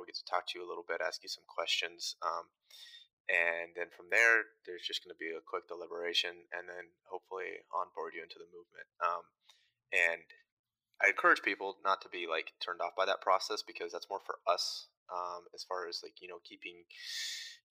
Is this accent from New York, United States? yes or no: no; Front Royal, Virginia, United States; moved away; I'm originally from Front Royal, Virginia, which is kind of in the Shenandoah River Valley mountain area of Virginia